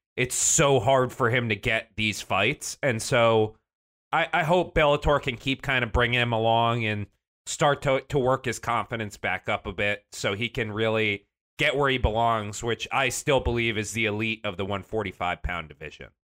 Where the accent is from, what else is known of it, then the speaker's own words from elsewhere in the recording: Connecticut, United States; that's my home state